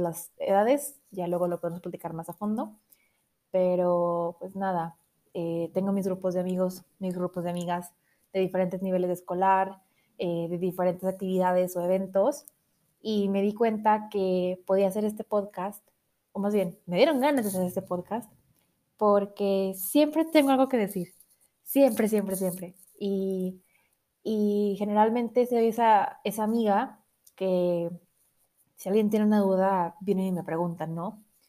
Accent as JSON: {"language": "Spanish", "town": "Monterrey", "region": "Nuevo León", "country": "Mexico", "tie": "born or raised there", "moved": "yes", "lives_now": "Mexico City, Mexico", "said": "yo nací en Monterrey, entonces tengo ahí un poco de filosofía regia"}